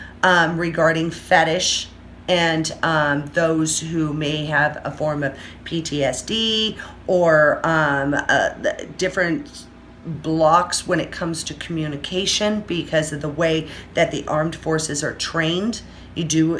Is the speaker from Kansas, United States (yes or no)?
no; Orange County, California, United States; moved away as an adult; now in Las Vegas, United States; I have been born and raised, I'm spoiled rotten in Orange County, fucking California